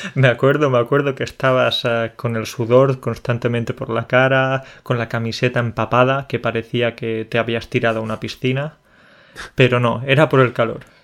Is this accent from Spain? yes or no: yes; Andalusia, Spain; now in Poland; soy de Andalucía